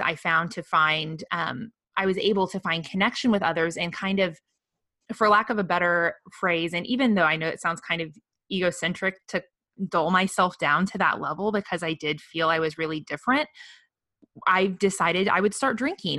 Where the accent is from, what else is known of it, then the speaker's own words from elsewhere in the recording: the Midwest, mid Missouri, United States; now in Austin, United States; growing up in the Midwest